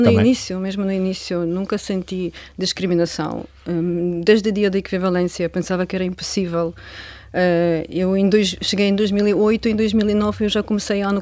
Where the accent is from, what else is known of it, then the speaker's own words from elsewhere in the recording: Ukraine; now in Portugal; Eu, eu gostava de visitar a minha terra anualmente.